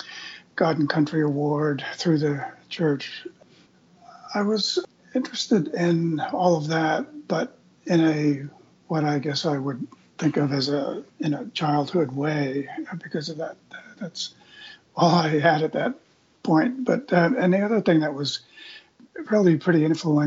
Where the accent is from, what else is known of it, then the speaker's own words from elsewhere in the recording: Eastern Long Island, New York, United States; I grew up in Eastern Long Island, New York, out in what used to be the potato fields of Eastern Long Island.